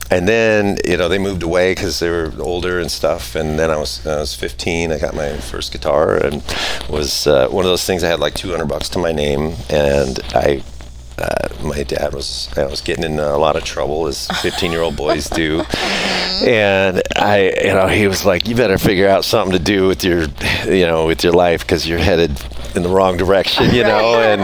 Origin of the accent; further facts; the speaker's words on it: Colorado, United States; born there; I was born in Colorado